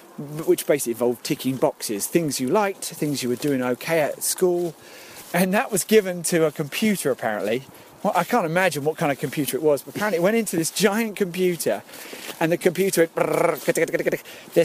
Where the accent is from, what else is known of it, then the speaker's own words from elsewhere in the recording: Epping, East of England, United Kingdom; I grew up in Epping, in Essex, and there's no showbiz in my family.